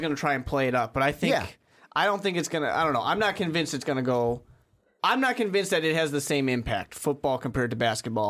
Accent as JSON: {"language": "English", "region": "New York", "country": "United States", "said": "You know, I'm from New York. I'm a Jets fan."}